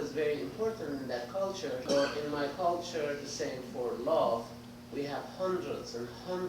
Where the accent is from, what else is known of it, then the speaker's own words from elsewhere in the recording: Iran; I'm from Iran.